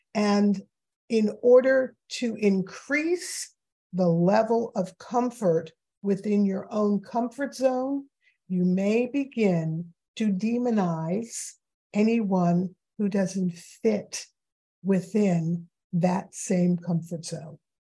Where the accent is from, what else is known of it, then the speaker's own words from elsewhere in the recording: New York City, New York, United States; I grew up in New York City.